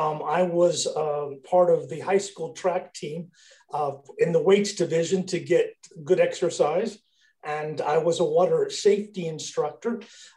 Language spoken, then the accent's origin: English; rural Kansas, United States; born or raised there